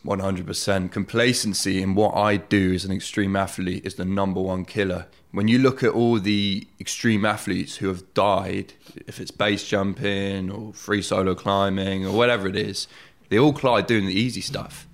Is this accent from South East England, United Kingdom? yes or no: yes; Oxford, South East England, United Kingdom; born and bred in Oxford